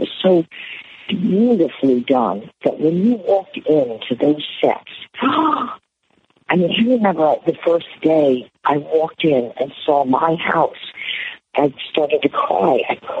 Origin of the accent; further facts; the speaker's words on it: Algiers, Louisiana, United States; I grew up in Algiers. I grew up in the suburbs.